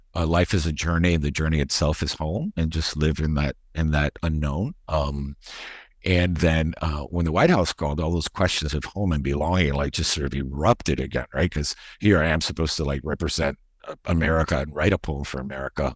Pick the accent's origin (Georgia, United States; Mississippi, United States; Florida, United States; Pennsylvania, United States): Florida, United States; Miami; also born or lived in Madrid, Spain; I grew up in Miami